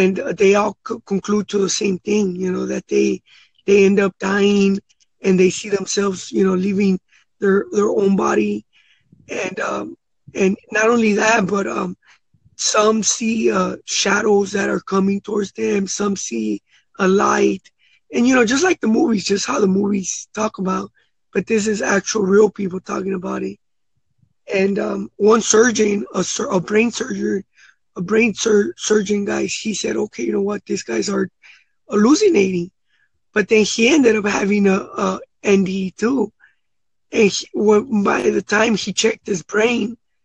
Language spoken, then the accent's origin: English; Los Angeles, California, United States; I grew up in South Central Watts